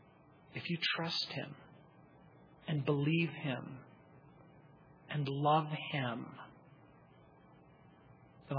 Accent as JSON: {"language": "English", "country": "United States", "tie": "born or raised there", "said": "Where I grew up in the Mojave Desert"}